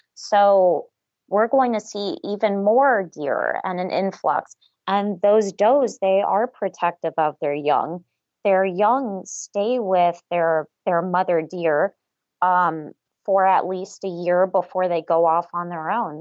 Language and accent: English; South Florida, United States; now in Waynesboro, Pennsylvania, United States; I was born and raised in South Florida